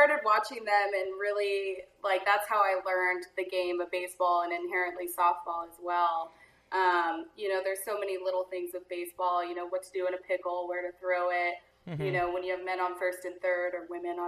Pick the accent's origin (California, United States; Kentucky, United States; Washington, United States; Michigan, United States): California, United States; Antioch; now in Sacramento, United States; I was born and raised in Antioch